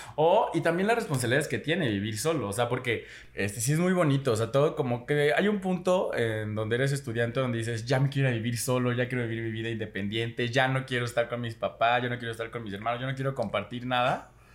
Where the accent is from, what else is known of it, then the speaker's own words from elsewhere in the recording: Xalapa, Veracruz, Mexico; moved away as an adult; yo que me salí de Jalapa, mi primera vez viviendo solo fue en otro estado